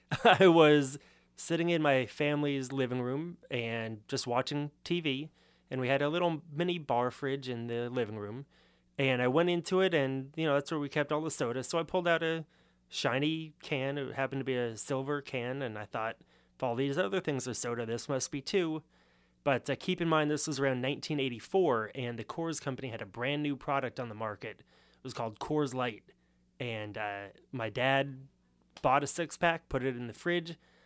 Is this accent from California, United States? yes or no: yes; Los Angeles, California, United States; So being from Los Angeles, you would think that because it is the second biggest city in the country, it must have a pretty good beer culture.